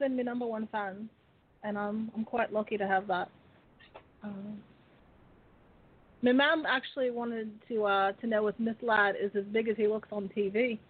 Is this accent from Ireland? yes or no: yes; Dublin, Leinster, Ireland; I mean, at the same time, it's not like I'm from the middle of nowhere. I'm from Dublin. It's a pretty big city.